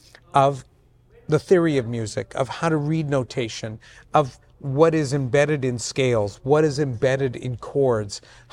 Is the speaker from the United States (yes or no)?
no; Vancouver, British Columbia, Canada; born there; I was born in Vancouver to immigrant parents who had just immigrated. So I beat being Italian by about a year.